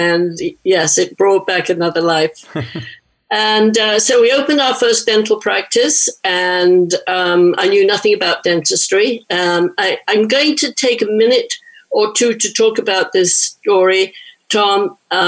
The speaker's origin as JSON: {"language": "English", "region": "England", "country": "United Kingdom", "also_born_or_lived": "London / New York / San Francisco", "moved": "as an adult", "lives_now": "San Francisco area, United States", "said": "I'm originally from England. I moved from London to New York for, 6 months."}